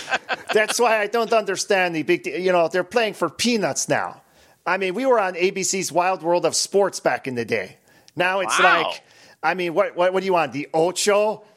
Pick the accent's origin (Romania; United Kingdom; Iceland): Romania; Transylvania; Well, as you may or may not know, I am from Transylvania, Romania. And we had pinball over there.